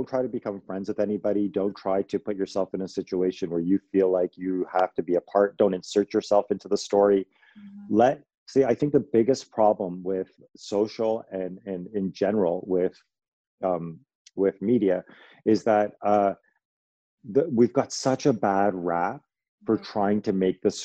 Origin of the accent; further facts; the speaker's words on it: Toronto, Ontario, Canada; I'm from Toronto, I'm from Canada